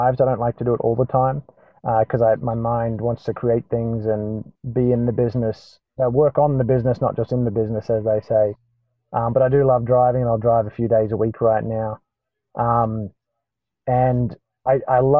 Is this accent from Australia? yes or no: yes; Australia; moved away as an adult; now in Atlanta, United States; as Australians